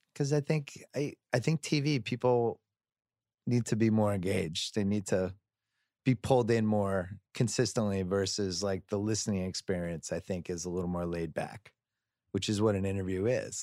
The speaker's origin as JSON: {"language": "English", "town": "Boston", "region": "Massachusetts", "country": "United States", "said": "I'm from Boston"}